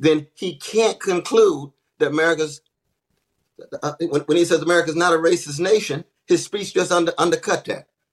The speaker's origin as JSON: {"language": "English", "town": "Tulsa", "region": "Oklahoma", "country": "United States", "tie": "born or raised there", "said": "I was born in Tulsa. I was born in Greenwood"}